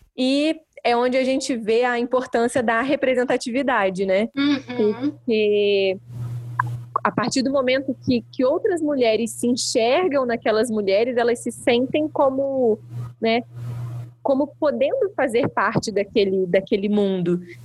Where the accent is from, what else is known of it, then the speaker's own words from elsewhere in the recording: Barão de Juparanã, Rio de Janeiro, Brazil; now in Vassouras, Brazil; Eu sou nascida e criada em Barão de Juparanã